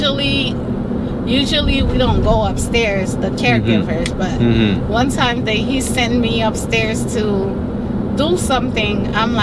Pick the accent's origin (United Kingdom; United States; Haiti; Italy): Haiti; moved away; I was born in Haiti